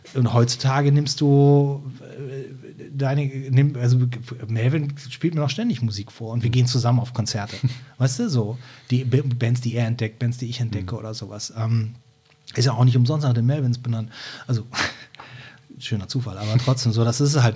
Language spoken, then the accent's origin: German; Brühl, North Rhine-Westphalia, Germany; also born or lived in Cologne; now in Hamburg, Germany; ich bin in Köln geboren und bin in einer Kleinstadt bei Köln aufgewachsen, die heißt Brühl